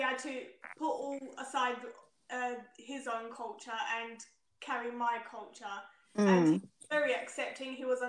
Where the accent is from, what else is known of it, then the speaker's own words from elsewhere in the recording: Zimbabwe; I'm from Zimbabwe